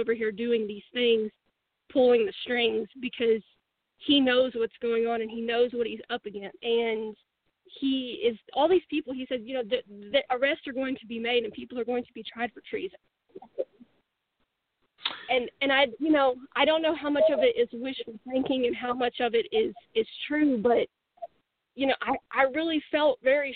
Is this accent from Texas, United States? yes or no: yes; Texas, United States; I'm from Texas.